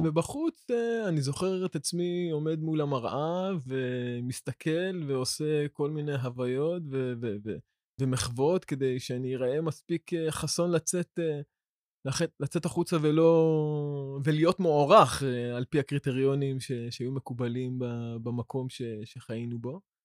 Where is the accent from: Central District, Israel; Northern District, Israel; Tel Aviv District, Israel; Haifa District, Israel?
Central District, Israel; Ramla; גדלתי ברמלה